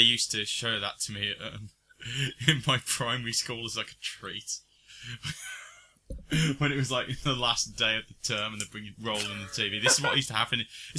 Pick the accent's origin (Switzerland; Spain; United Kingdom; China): United Kingdom; England; we're English, for God's sake.